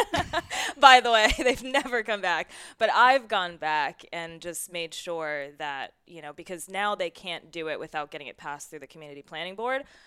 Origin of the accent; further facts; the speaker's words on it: New York City, New York, United States; now in San Diego, United States; I'm from New York City